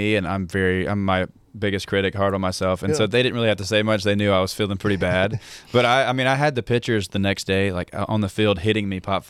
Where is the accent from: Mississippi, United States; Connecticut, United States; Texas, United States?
Mississippi, United States; Hattiesburg; Hattiesburg, Mississippi.